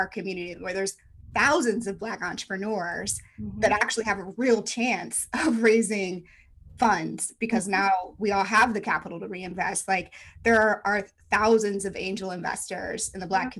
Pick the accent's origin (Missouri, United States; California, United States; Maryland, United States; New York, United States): Missouri, United States; St. Louis; moved away; I'm from St. Louis, born and bred, never thought I'd leave